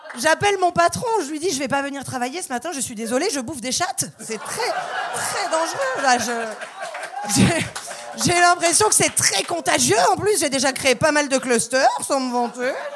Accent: France; moved away as an adult; now in Montreal, Canada; je viens d'arriver à, Montréal et euh, bon, comme vous pouvez le constater, je suis française

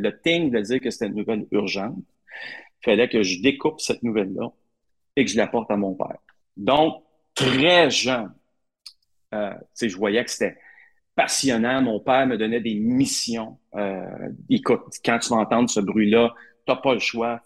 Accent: Gatineau, Quebec, Canada; moi, j'ai grandi à Hull.

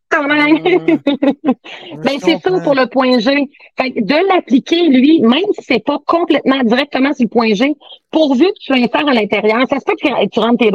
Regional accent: Saint-Ferdinand, Quebec, Canada; Je viens, de Saint-Ferdinand.

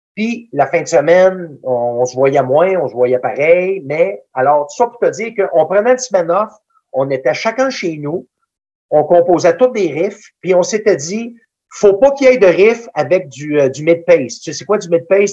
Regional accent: Danville, Quebec, Canada; il était venu chez nous, à Danville

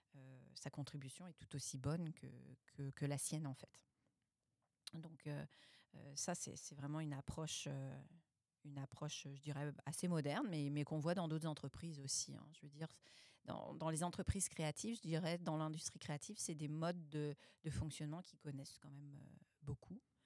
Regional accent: France; moved away as an adult; now in Quebec, Canada; je suis française

